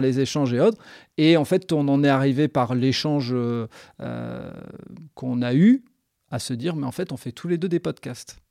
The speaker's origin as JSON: {"language": "French", "area": "the Nord", "region": "Hauts-de-France", "country": "France", "tie": "born or raised there", "said": "le Nord parce que c'est là où je suis né, c'est là où j'ai grandi, donc et que j'ai pas bougé"}